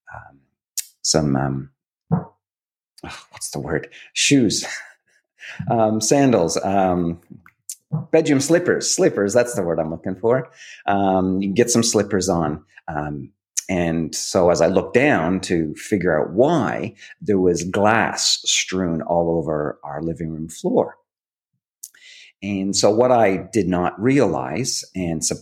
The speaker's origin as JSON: {"language": "English", "town": "Hamilton", "region": "Ontario", "country": "Canada", "tie": "born or raised there", "moved": "as an adult", "lives_now": "Australia", "said": "growing up in Canada, I grew up in a town called Hamilton"}